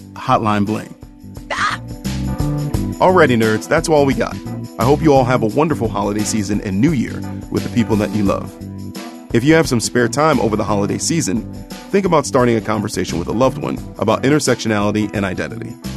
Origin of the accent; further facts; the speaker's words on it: Cleveland, Ohio, United States; my hometown, Cleveland, Ohio